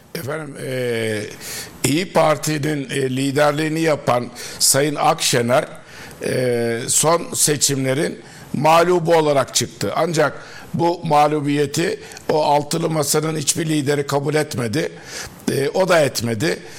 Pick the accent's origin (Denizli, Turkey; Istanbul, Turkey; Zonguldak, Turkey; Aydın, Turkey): Denizli, Turkey; ben Denizliliyim. Denizli milletvekilliği yaptım